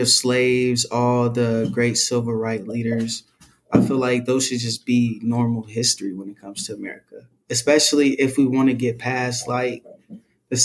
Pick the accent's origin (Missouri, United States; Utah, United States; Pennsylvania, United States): Missouri, United States; Kansas City; moved away as an adult; also born or lived in Peru, Nebraska; now in Lincoln, United States; I'm from Kansas City, Missouri